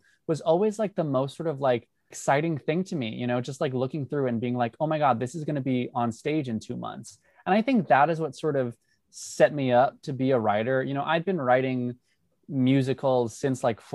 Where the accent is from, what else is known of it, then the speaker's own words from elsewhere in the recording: Long Island, New York, United States; I grew up on Long Island.